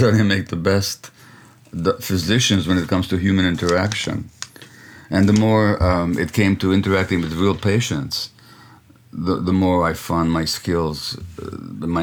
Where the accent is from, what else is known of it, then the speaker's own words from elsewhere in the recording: Hungary; now in Canada; I grew up in communist Hungary